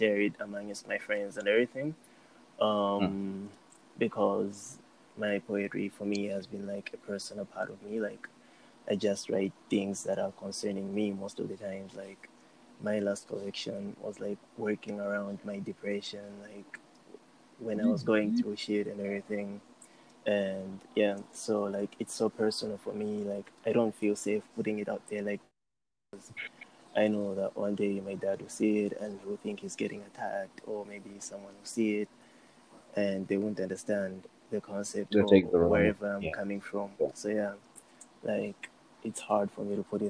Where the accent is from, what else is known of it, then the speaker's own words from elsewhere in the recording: Lilongwe, Central Region, Malawi; moved away; I'm from Area 25, yeah, but currently staying outside the country